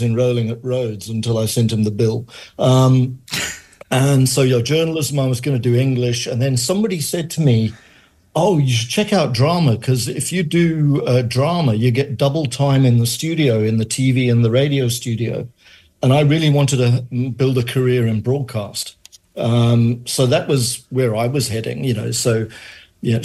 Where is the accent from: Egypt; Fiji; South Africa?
South Africa; Johannesburg, Gauteng; also born or lived in Manchester, United Kingdom; I was born in Manchester, grew up in Johannesburg, came to South Africa when I was a child. I was 7 years old.